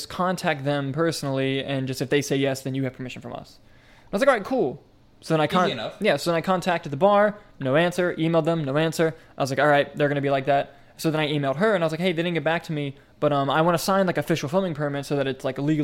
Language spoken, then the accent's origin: English; Inverness, Florida, United States; That is in Citrus County, where I went to high school